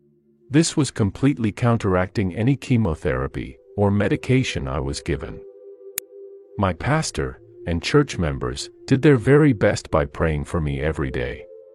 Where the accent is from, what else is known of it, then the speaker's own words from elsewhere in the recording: United Kingdom; now in Italy; Although I am currently based in Italy, I was born and raised in the United Kingdom.